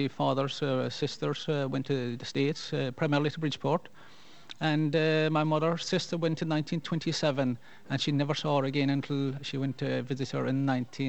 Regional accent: Kerry, Munster, Ireland; first language Irish; When I was a child, I spoke Gaelic, and most people in Kerry would have some Gaelic, maybe back a generation or so.

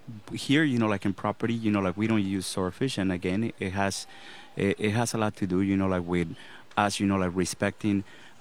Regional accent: Los Angeles, California, United States; now in Costa Rica; I actually grew up in Los Angeles.

